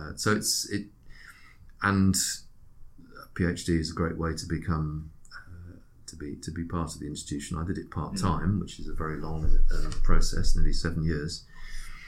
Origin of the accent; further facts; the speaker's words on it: Switzerland; now in United Kingdom; my first nationality is Swiss.